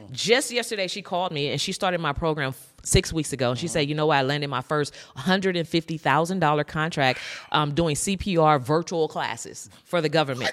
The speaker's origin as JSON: {"language": "English", "area": "San Francisco Bay Area", "region": "California", "country": "United States", "said": "I'm from the San Francisco Bay Area"}